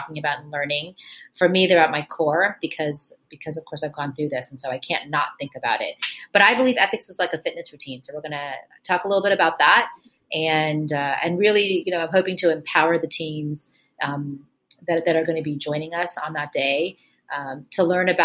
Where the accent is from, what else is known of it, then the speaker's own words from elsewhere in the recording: Miami, Florida, United States; moved away as an adult; also born or lived in New York; I grew up in Miami, Florida, the child of immigrants from India.